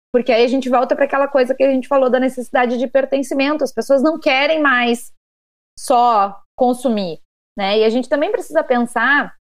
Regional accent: Rio Grande do Sul, Brazil; no Rio Grande do Sul, de onde eu sou

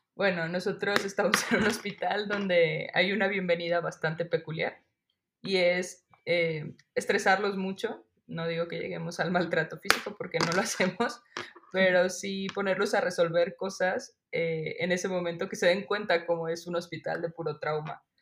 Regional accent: Guadalajara, Jalisco, Mexico; moved away as an adult; also born or lived in Mexico City; now in State of Mexico, Mexico; voy a Guadalajara, que es de donde yo soy, a ver a mi familia

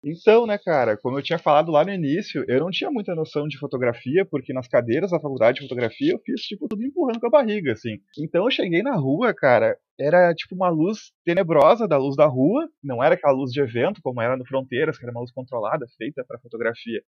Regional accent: Porto Alegre, Rio Grande do Sul, Brazil; Eu sou natural aqui de Porto Alegre

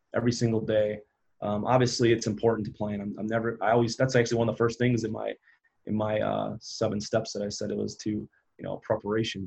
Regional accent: Upper Peninsula, Michigan, United States; growing up in Upper Peninsula, Michigan, when you got 850 people in town

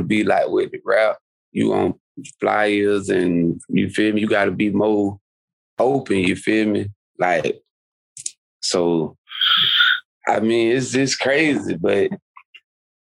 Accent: Quincy, Florida, United States; I'm a Florida boy, but I'm from North Florida.

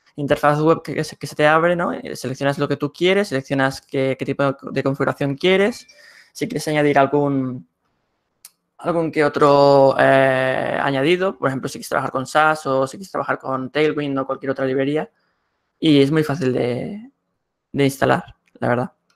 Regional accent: Barcelona, Catalonia, Spain; soy de Barcelona, España

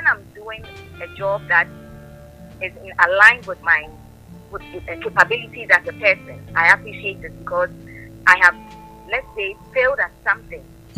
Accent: Accra, Greater Accra, Ghana; I was born in Accra. I lived with my parents.

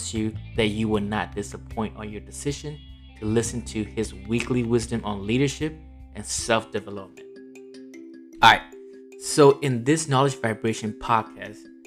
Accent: Myanmar; English is a second language; moved away as an adult; now in United States; I am born and raised in Myanmar for the first 18 years of my life, until I migrated to this great nation called US

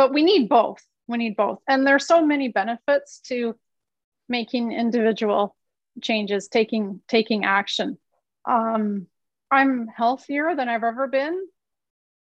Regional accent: Canada; moved away; I'm from Canada

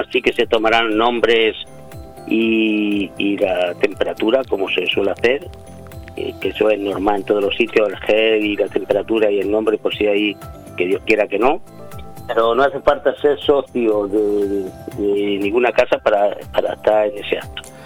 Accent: Jaén, Andalusia, Spain; yo soy de Jaén

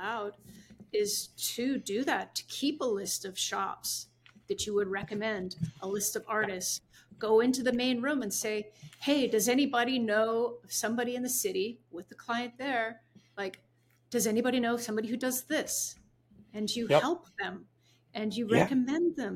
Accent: Vancouver, British Columbia, Canada; born or raised there; moved away as an adult; also born or lived in San Francisco

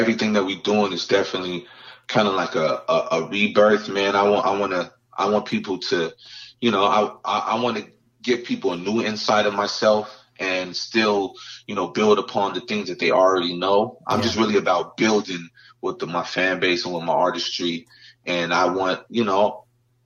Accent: San Diego, California, United States; now in Los Angeles, United States; I was from San Diego

